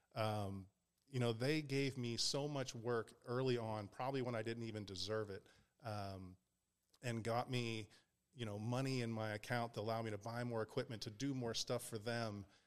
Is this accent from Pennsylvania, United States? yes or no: yes; Pittsburgh, Pennsylvania, United States; moved away; also born or lived in Ohio / California / Las Vegas; I grew up in Pittsburgh.